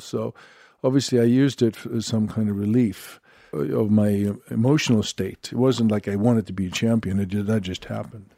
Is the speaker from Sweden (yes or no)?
yes; Sweden; I'm from Sweden